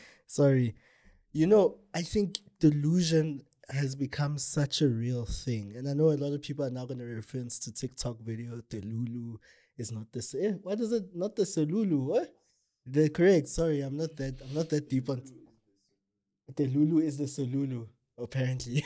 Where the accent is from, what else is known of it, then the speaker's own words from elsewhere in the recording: South Africa; a South African citizen